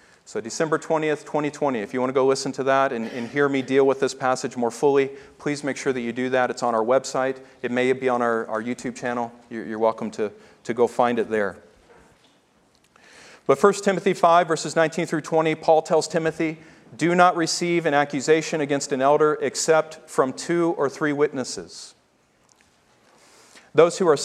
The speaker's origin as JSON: {"language": "English", "region": "the South", "country": "United States", "tie": "born or raised there", "said": "I grew up in the South"}